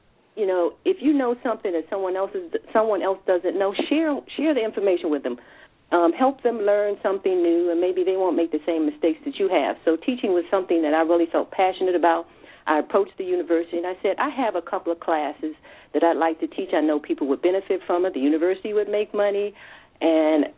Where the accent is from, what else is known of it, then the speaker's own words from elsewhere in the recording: Washington, District of Columbia, United States; I'm a native Washingtonian, grew up here most of my life.